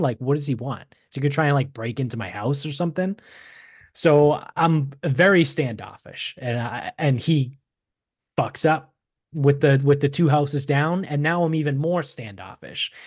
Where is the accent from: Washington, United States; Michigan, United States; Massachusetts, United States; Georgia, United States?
Massachusetts, United States; Medford; moved away; we grew up in Medford, which is a suburb of Boston